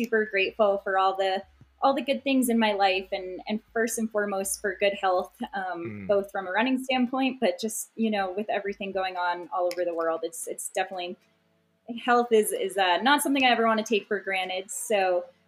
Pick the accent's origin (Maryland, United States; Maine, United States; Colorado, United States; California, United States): Maine, United States; now in Flagstaff, United States; I'm from Maine and live in Flagstaff, Arizona.